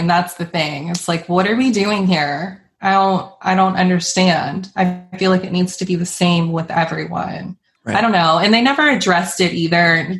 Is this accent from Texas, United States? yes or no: no; Charleston, South Carolina, United States; I'm from Charleston and I live here